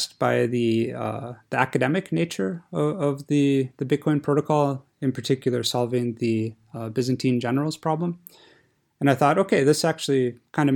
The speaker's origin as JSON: {"language": "English", "country": "United States", "moved": "as an adult", "lives_now": "Zurich, Switzerland", "said": "I'm originally from America, and what brought me to Switzerland was to be a group leader at the university here at ATH Zurich."}